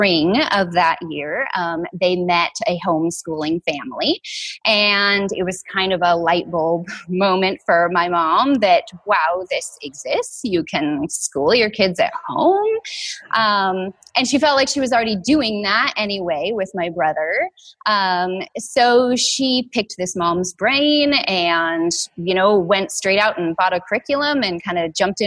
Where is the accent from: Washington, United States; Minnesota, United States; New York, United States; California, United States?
Washington, United States; I grew up here in Washington